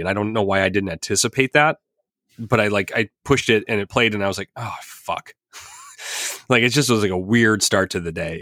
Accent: Highland Park, Illinois, United States; my hometown.

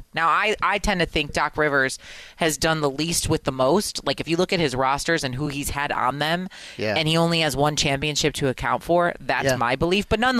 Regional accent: Midwest, United States; moved away; I grew up in the Midwest.

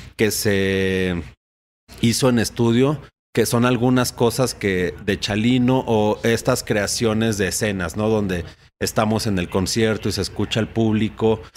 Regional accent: Uruapan, Michoacán, Mexico; en Uruapan, Michoacán, que es donde yo nací, donde la familia, por mi parte materna, eh, vive.

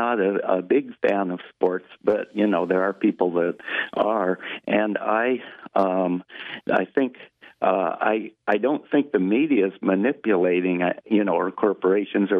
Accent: Pullman, Washington, United States; I'm from Pullman

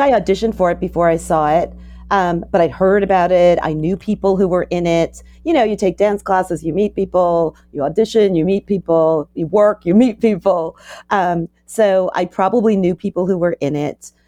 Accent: New York, United States; I was from New York. came back to New York

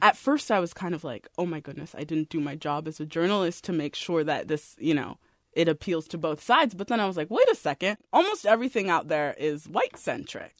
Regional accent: San Jose, California, United States; I grew up here. I grew up in San Jose.

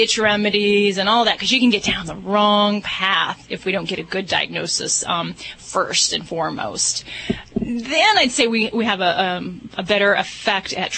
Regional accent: Indiana, United States; That's where I hail from.

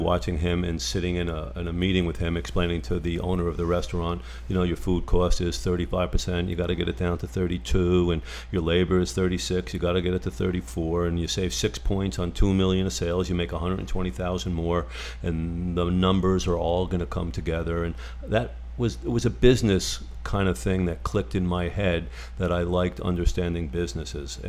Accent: Parsippany, New Jersey, United States; moved away as an adult; also born or lived in Long Island; Small town in called Parsippany

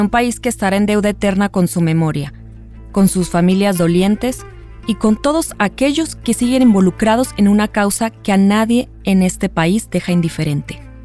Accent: Mexico; como mexicanas, como periodistas

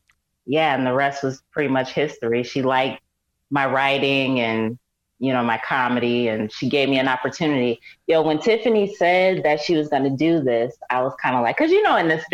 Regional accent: Syracuse, New York, United States; now in Los Angeles, United States; I'm from Syracuse, New York.

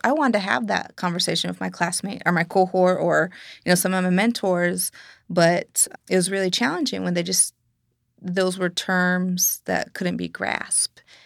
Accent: United States; Being Lakota or Dakota or being Native American in general

